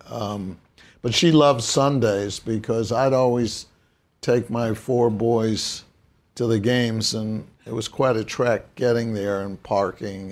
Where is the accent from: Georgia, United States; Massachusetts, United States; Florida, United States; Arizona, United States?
Massachusetts, United States; Brookline; growing up in Brookline, Massachusetts